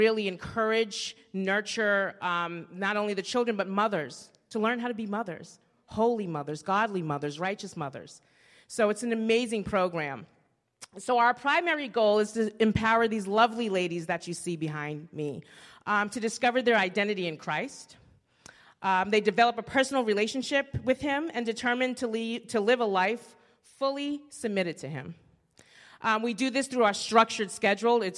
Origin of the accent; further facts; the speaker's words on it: Boston, Massachusetts, United States; I am actually from Boston